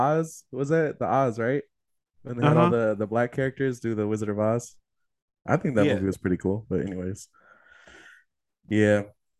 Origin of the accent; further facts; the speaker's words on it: Bay Area, California, United States; Yeah, we're from the Bay Area.